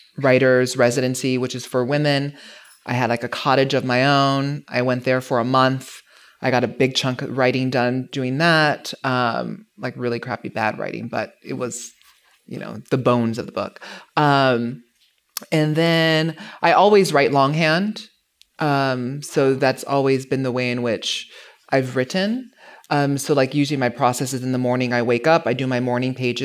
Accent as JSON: {"language": "English", "region": "Hawaii", "country": "United States", "tie": "born or raised there", "moved": "yes", "said": "growing up in Hawaii"}